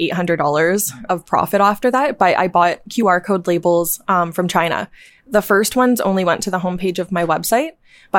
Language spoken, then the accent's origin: English; Sarnia, Ontario, Canada; moved away as an adult; also born or lived in Ottawa; I grew up in Sarnia, Ontario, and when I was 18, I left to Ottawa to go to fashion school